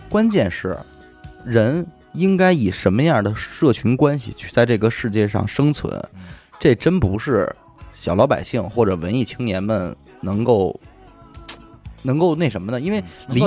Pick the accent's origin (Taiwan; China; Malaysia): China; 我们中国人压力这么大